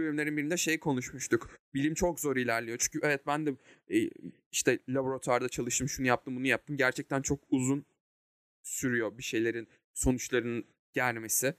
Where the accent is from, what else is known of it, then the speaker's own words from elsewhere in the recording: Turkey; biz de Ege Akdeniz kıyılarında bir Akdeniz insanıyız.